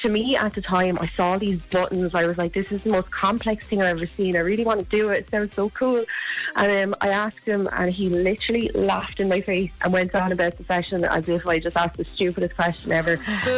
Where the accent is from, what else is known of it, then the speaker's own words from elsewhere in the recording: Wexford, Leinster, Ireland; Do you know what, right? You laugh at me. I'm actually from Wexford, right?